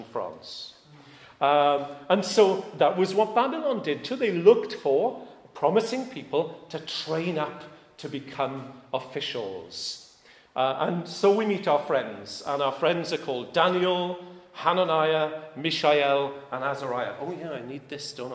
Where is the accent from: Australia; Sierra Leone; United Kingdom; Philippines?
United Kingdom; I am British